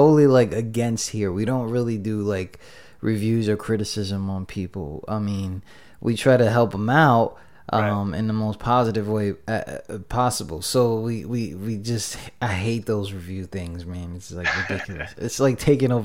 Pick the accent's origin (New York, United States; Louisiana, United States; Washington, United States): New York, United States; I'm from New York